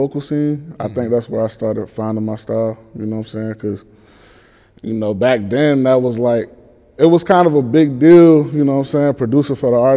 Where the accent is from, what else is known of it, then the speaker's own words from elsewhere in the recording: Charlottesville, Virginia, United States; moved away as an adult; producer from Virginia, Charlottesville